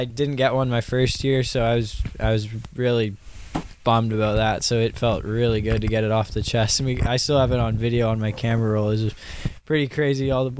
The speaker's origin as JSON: {"language": "English", "town": "Saanich", "region": "British Columbia", "country": "Canada", "tie": "born or raised there", "said": "I played Saanich alongside Seal a lot of minor hockey growing up."}